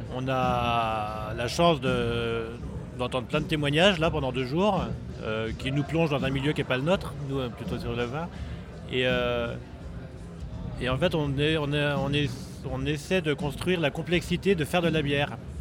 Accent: Lyon, Auvergne-Rhône-Alpes, France; je suis lyonnais

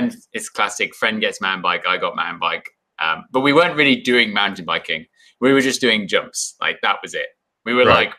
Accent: Bath, South West England, United Kingdom; moved away as an adult; also born or lived in Morzine, France / New Zealand / Whistler, Canada; now in Canada; I grew up in Bath

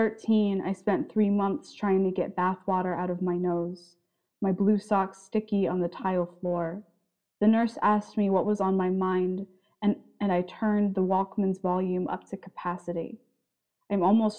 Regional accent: Tucson, Arizona, United States; now in Boise, United States; I was born in Tucson, and when I was about 8, we moved to basically the other side of Tucson

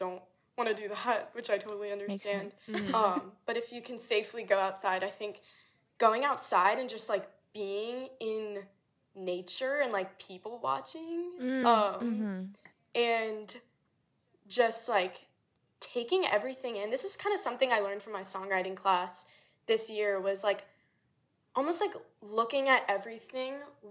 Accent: South Louisiana, United States; moved away; I'm from, like, South Louisiana, which, like, jazz and everything like that, which was awesome, but I never had anyone, like, in my hometown that really pursued music

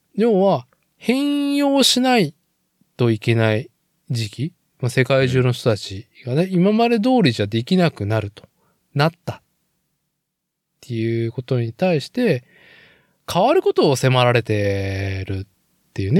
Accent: Nagoya, Aichi, Japan; moved away as an adult; now in Tokoname, Japan; 僕はもともと名古屋市生まれ、名古屋育ち

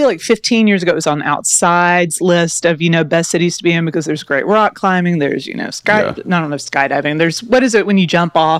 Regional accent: Cleveland, Tennessee, United States; also born or lived in New York City, United States; now in Nashville, United States; I'm from Cleveland, Tennessee. It's the center of the universe. It's 30 minutes above Chattanooga.

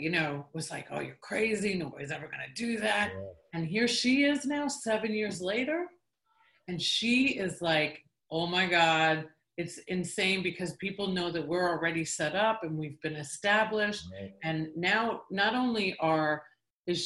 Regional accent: New York, United States; moved away; I grew up in New York.

